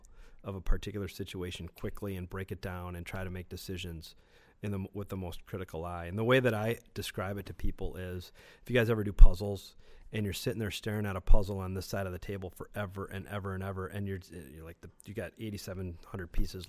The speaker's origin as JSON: {"language": "English", "town": "Greeley", "region": "Colorado", "country": "United States", "tie": "born or raised there", "also_born_or_lived": "Columbus, Ohio / Berkeley, California", "moved": "yes", "lives_now": "Minnesota, United States", "said": "I was born in Greeley."}